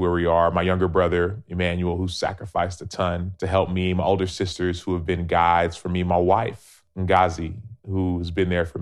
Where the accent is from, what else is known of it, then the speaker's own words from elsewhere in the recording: Dallas, Texas, United States; I was born and raised in Dallas